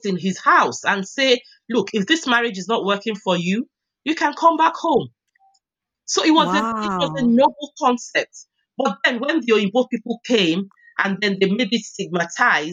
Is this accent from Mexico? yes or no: no; Lagos, Nigeria; now in Essex, United Kingdom; I'm originally Nigerian, from Isaleko in Lagos State